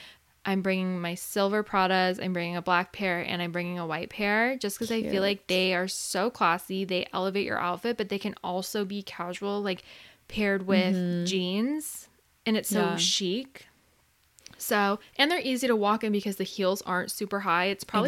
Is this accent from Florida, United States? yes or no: no; San Diego, California, United States; We're from San Diego.